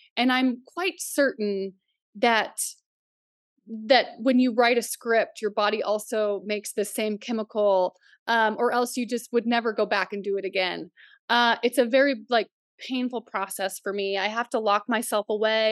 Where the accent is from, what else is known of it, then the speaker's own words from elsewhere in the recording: Oklahoma, United States; also born or lived in Nebraska / Canada; now in upstate New York, United States; we grew up in Oklahoma